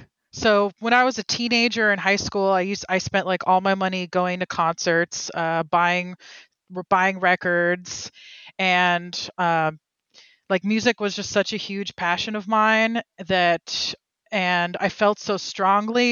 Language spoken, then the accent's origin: English; Oakland, California, United States; now in Berkeley, United States; I'm from Oakland, California